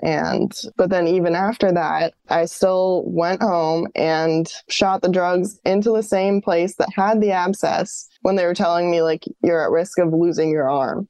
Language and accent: English; New York, United States; moved away as an adult; also born or lived in Colorado / Florida; New York, where I was from.